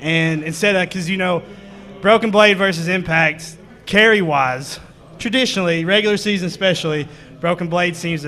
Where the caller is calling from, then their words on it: Coalfield, Tennessee, United States; I'm calling from Coalfield, Tennessee